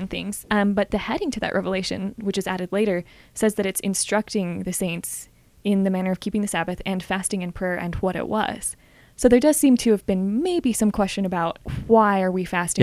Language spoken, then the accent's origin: English; Flagstaff, Arizona, United States; I grew up in Arizona in Flagstaff.